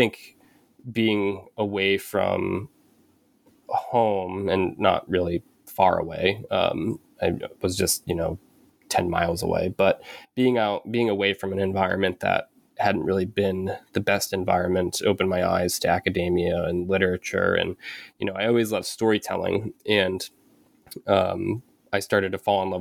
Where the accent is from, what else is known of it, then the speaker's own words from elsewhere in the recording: Penobscot Indian Nation, Maine, United States; also born or lived in Bridgeport, Connecticut / New Hampshire; I was born in Bridgeport, Connecticut, and I moved to Maine when I was about 6 with my mom. And I grew up on the Penobscot Indian Nation.